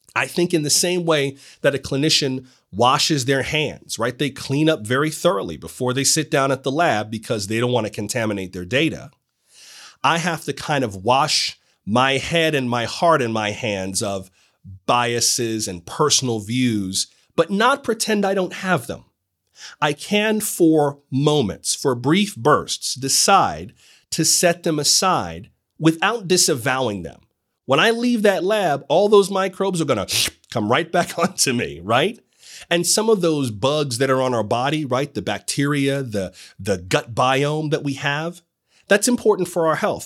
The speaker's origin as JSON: {"language": "English", "region": "South Florida", "country": "United States", "said": "I am from South Florida"}